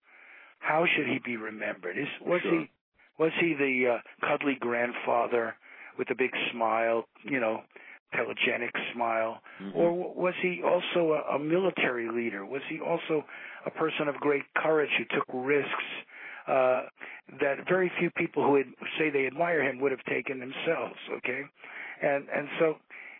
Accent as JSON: {"language": "English", "country": "United States", "said": "I'm an American."}